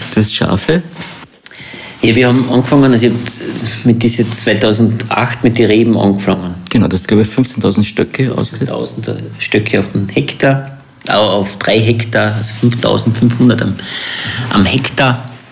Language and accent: German; Längsee, Carinthia, Austria; also born or lived in New Zealand; Ich bin da aufgewachsen am Längsee und bin dann in die Welt raus.